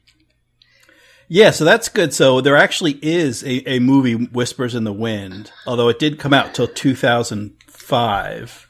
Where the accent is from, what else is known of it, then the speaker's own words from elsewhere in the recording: New Jersey, United States; I grew up in Central Jersey